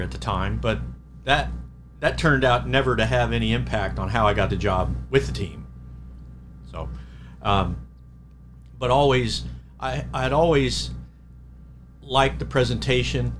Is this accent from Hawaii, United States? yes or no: no; Anaheim, California, United States; moved away as an adult; now in Reading, Pennsylvania, United States; I I grew up in Anaheim